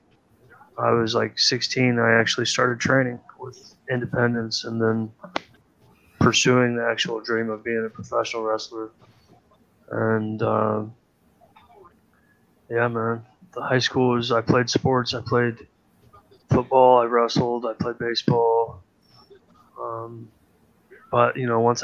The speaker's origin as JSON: {"language": "English", "region": "Iowa", "country": "United States", "tie": "born or raised there", "said": "I am from Iowa, dude. I fucking grew up listening to bullshit country"}